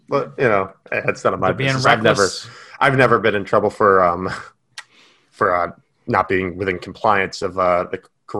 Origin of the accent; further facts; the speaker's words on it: New England, United States; I am from New England